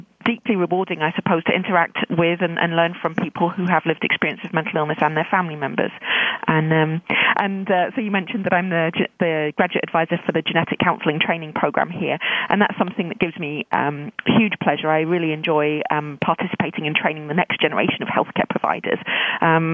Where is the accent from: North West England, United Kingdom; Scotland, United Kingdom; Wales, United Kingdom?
Wales, United Kingdom; South; accent: British; moved away as an adult; also born or lived in London; now in Vancouver, Canada; I was born in London and lived in South Wales for most of my youth before moving to Canada in 2001.